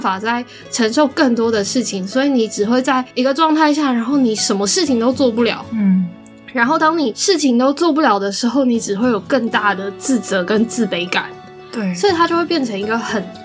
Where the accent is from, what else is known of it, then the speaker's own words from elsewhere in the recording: Taiwan; 在台湾，身为一个台湾人